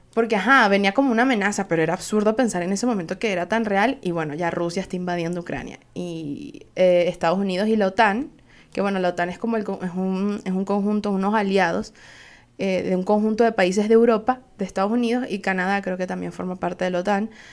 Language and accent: Spanish; Venezuela; Soy una jeva de Venezuela